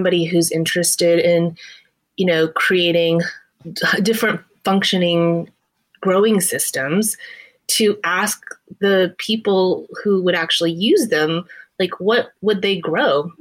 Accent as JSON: {"language": "English", "region": "Texas", "country": "United States", "tie": "born or raised there", "said": "I'm a first generation Chinese American woman, and I grew up in Texas."}